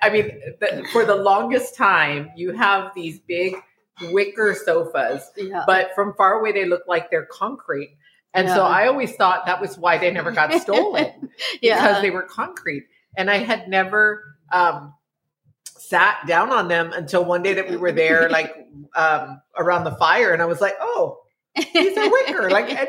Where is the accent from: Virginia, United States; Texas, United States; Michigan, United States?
Texas, United States; El Paso; now in San Antonio, United States; It reminds me of growing up on the South Side of El Paso.